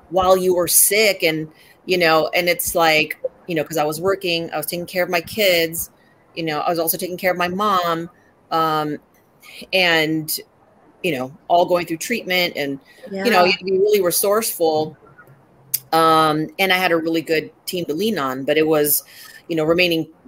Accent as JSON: {"language": "English", "country": "Philippines", "said": "and a lot of people don't know that I'm Filipino."}